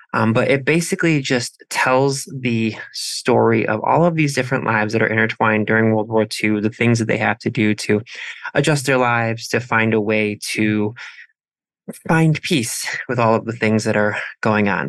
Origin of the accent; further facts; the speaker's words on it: Midwest, Ohio, United States; as a Midwesterner who loves fall and pre-fall